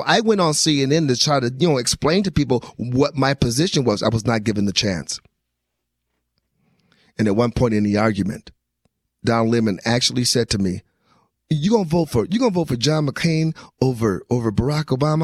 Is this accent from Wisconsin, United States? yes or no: yes; Wisconsin, United States; I grew up in Wisconsin.